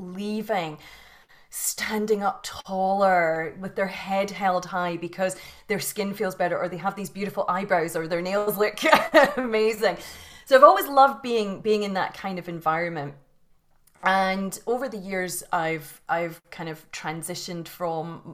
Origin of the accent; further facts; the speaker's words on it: Scotland, United Kingdom; You can probably hear from the accent that I was born and bred in Scotland in the UK